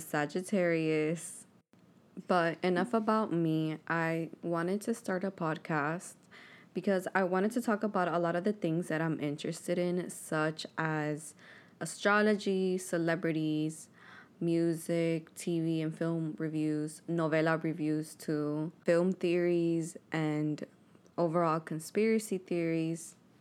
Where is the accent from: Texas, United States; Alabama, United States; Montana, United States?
Texas, United States; Houston; also born or lived in Miami, Florida / Hialeah, Florida; I was born in Miami, Florida, raised in Houston, Texas, and also raised in Hialeah